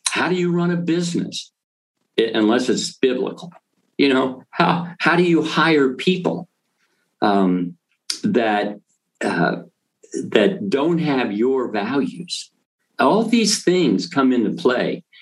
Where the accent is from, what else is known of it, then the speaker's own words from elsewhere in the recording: Thessaloniki, Central Macedonia, Greece; moved away; I was born in Greece, and um, a little town called Thessalonica.